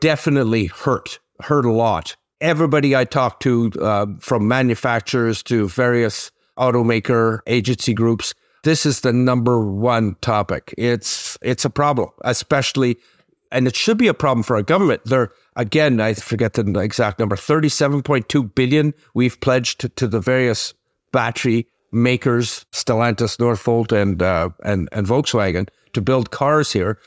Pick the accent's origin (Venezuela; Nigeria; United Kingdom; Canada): Canada; Quebec; my hometown of Sitsin, Quebec